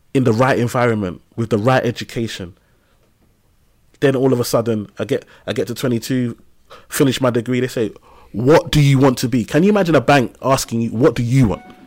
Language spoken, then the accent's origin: English; London, United Kingdom; I grew up in Tower Hamlets, East London, and, um, on a council estate in a place called Lime House